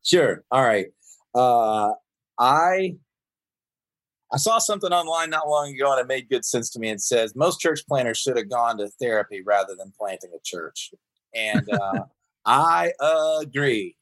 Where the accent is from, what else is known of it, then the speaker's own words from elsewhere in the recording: Woodstock, Georgia, United States; moved away as an adult; now in Seattle, United States; I was born and raised in Woodstock, Georgia.